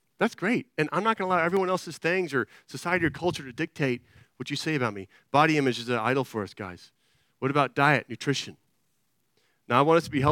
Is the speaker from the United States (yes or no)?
yes; Austin, Texas, United States; I'm from Austin